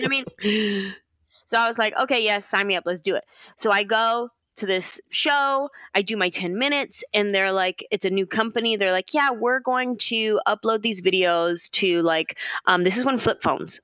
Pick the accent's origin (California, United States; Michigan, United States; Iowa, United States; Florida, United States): California, United States; San Jose; I'm from San Jose